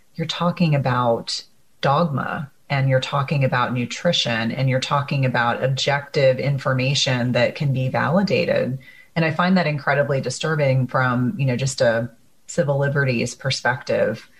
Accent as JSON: {"language": "English", "region": "New Jersey", "country": "United States", "tie": "born or raised there", "moved": "yes", "said": "I grew up in New Jersey"}